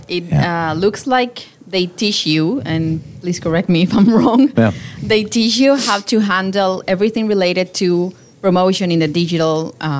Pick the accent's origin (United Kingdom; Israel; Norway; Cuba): Cuba; Havana; English is a second language; moved away as an adult; now in Vancouver, Canada; I come from Cuba, from Havana, and I came to Canada a year and a half ago.